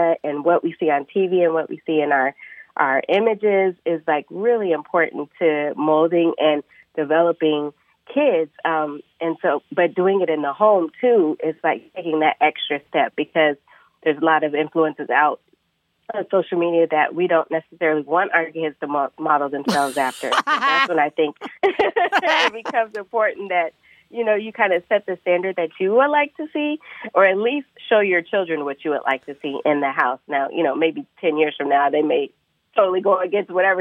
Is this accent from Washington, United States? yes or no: yes; Bellevue, Washington, United States; also born or lived in Seattle, Washington; now in Washington, D.C., United States; I grew up in Seattle, Washington, really in Bellevue.